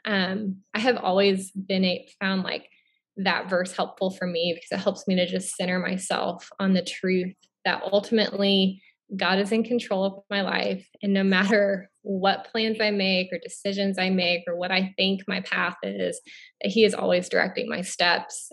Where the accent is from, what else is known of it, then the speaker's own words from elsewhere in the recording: Florida, United States; moved away as an adult; also born or lived in Oregon / Billings, Montana; now in Southeast Missouri, United States; I'm originally from Florida